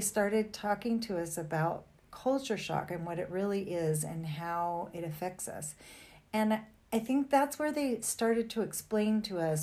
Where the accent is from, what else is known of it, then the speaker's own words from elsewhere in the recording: Fresno, California, United States; moved away as an adult; we came from the Fresno area